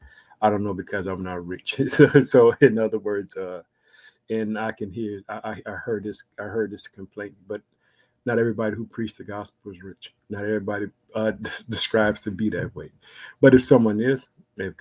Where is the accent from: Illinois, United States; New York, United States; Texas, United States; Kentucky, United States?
Illinois, United States; also born or lived in Chicago; the state of Illinois, which is my home state